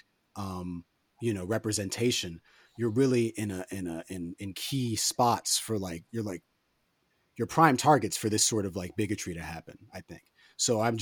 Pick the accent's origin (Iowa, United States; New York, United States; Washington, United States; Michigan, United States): New York, United States; New York City; I'm from West Harlem